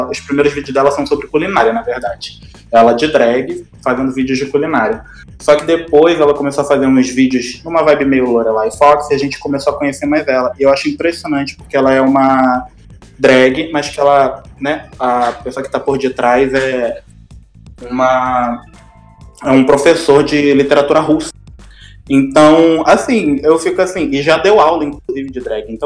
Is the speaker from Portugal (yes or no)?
no; Rio de Janeiro, Brazil; now in Imperatriz, Brazil; Bem, eu tô morando em Imperatriz, mas eu sou do Rio, então vou começar primeiro pela minha cidade natal, sabe?